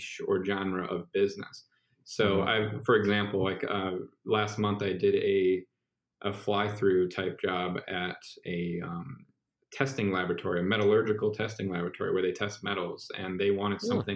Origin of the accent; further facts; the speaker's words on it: Cleveland, Ohio, United States; I'm from Cleveland.